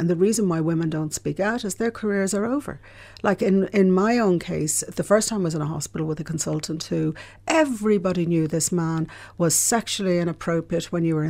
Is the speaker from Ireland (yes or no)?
yes; Ireland; And I grew up in Ireland where we never talked about things, you know, like sexual abuse.